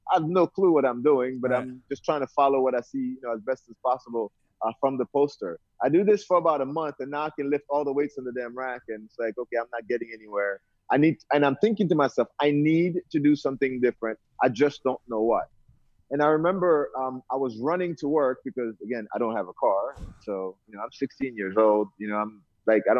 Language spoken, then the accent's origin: English; Haiti; accent: Brooklyn; moved away; also born or lived in Brooklyn, New York, United States / New Jersey, United States / Hawaii, United States; I was born in Haiti originally, and that's where I grew up. I came to New York literally when I first came to the U.S. So grew up in Brooklyn, went to high school in Canarsie.